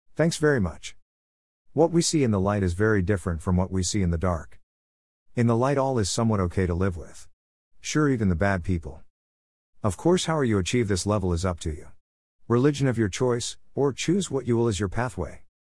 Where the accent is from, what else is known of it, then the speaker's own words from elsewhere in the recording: London, United Kingdom; moved away as an adult; also born or lived in India; now in New Zealand; I was born in London nineteen forty-seven